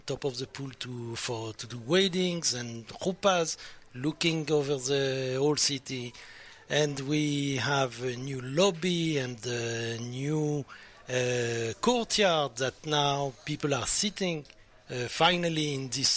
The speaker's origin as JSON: {"language": "English", "country": "France", "accent": "French", "second_language": "English", "said": "my French accent"}